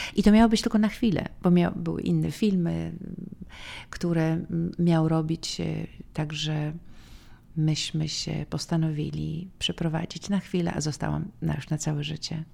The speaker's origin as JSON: {"language": "Polish", "country": "Poland", "also_born_or_lived": "New York, United States", "moved": "as an adult", "said": "mogę być bardziej Polką niż tą amerykańską"}